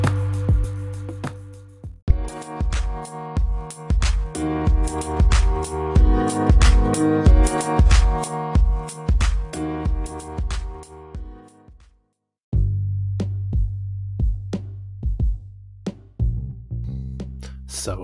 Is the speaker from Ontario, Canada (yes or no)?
no; Vancouver, British Columbia, Canada; I'm from Canada, Vancouver